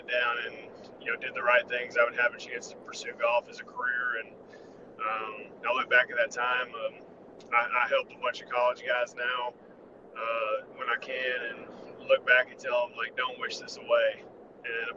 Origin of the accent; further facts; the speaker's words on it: Knoxville, Tennessee, United States; I grew up in Knoxville, Tennessee. It's where I live now